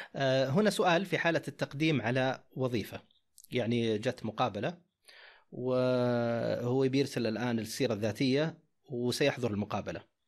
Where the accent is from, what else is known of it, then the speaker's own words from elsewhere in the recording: Saudi Arabia; عندنا في السعوديه